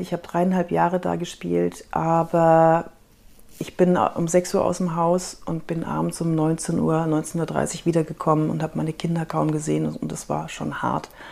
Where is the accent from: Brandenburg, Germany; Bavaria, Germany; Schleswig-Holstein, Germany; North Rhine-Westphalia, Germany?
Bavaria, Germany; Fürth; accent: Franconian; ich bin in Fürth aufgewachsen